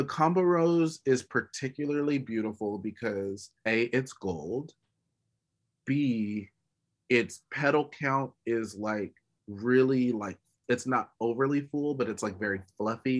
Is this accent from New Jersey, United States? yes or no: no; California, United States; I'm from California, born and raised